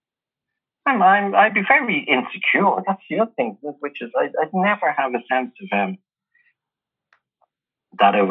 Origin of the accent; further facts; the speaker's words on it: Dublin, Leinster, Ireland; growing up in Ballyferm